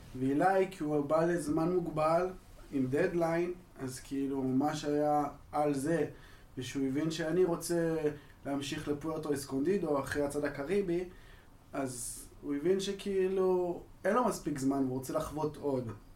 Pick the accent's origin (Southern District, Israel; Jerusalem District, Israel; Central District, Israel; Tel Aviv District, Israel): Tel Aviv District, Israel; Ramat Gan; אני בן 23 מרמת גן